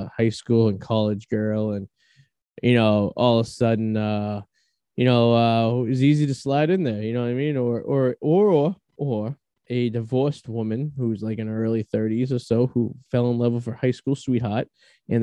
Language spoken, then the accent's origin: English; Boston, Massachusetts, United States; accent: Bostonian; my Bostonian charm and my accent and my persona